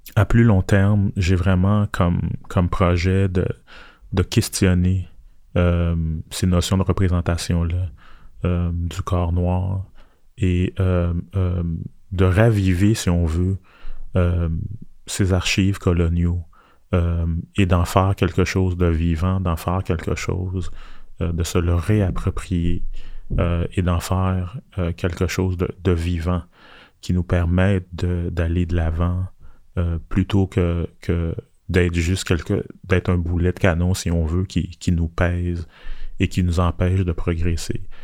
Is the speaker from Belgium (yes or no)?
no; Montreal, Quebec, Canada; also born or lived in Port-au-Prince, Haiti / Ottawa; j'ai grandi à Montréal